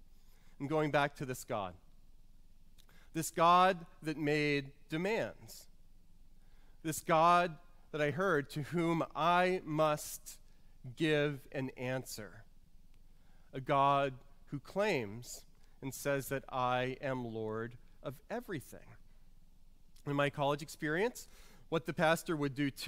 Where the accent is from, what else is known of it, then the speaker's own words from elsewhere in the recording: New Orleans, Louisiana, United States; growing up in New Orleans